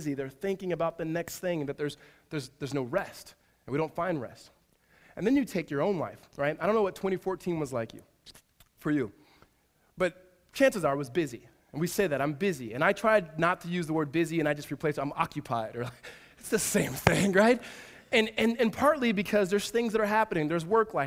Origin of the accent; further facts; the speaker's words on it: Southern California, United States; moved away; my wife's from Northern California and I'm from Southern California